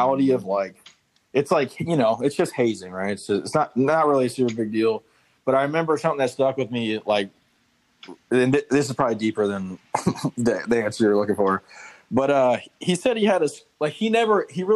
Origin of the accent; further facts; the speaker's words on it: near Fayetteville, North Carolina, United States; I'm from." I just said Fayetteville, North Carolina, just because like that's the closest freaking spot on the map